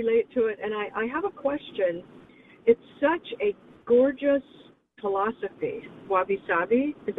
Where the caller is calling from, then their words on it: Santa Monica, California, United States; I'm calling from Santa Monica, California.